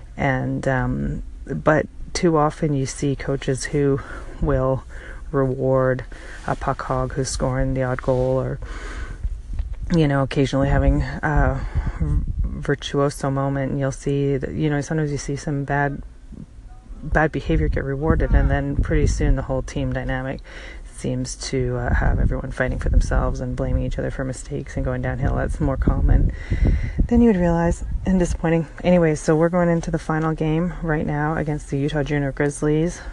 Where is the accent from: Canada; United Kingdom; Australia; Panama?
Canada; moved away as an adult; now in Seattle, United States; Born in Canada, but at this point, I've been in the states. Um, I don't know, ten years, twelve years, and that's that's not really enough to go against my home team, my home country